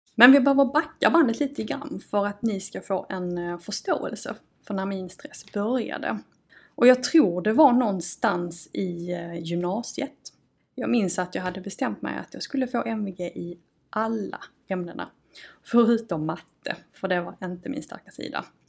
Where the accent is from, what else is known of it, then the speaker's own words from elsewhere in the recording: Malmö, Skåne, Sweden; accent: broad Scanian (grov skånska); Jag ehm, kommer och eh, bor i Malmö. Då hör man kanske på dialekten. Ehm, jag har faktiskt alltid fått höra att jag har en ganska grov skånska.